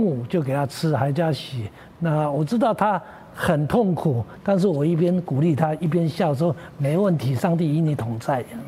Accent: Nanshan Village, Datong Township, Yilan County, Taiwan; 故乡是在宜兰县、大同乡、南山村，是一个海拔一千五百公尺的太平山的，还要在深山的那地方，实， 实际上是一个鸟不生蛋的地方

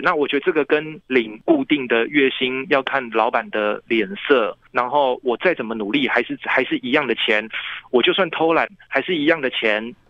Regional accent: Taipei, Taiwan; 因为我是台北人

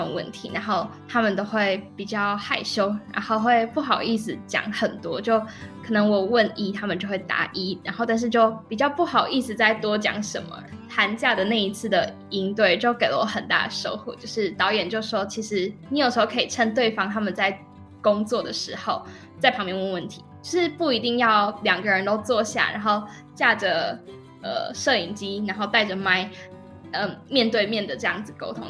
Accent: Zhushan, Nantou County, Taiwan; 我是来自南投竹山的

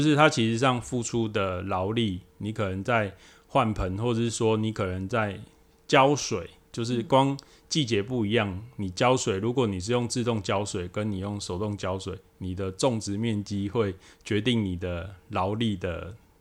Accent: Taiwan; 我们台湾这边

